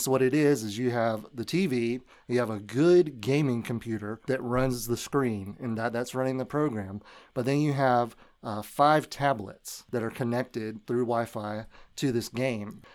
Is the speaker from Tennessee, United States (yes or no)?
yes; Memphis, Tennessee, United States; I grew up in Memphis